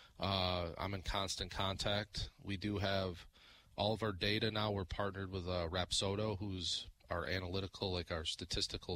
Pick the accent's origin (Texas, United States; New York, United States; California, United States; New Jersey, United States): New York, United States; Jamestown; moved away as an adult; now in Franklin, United States; I'm from a city called Jamestown, New York, about an hour south of Buffalo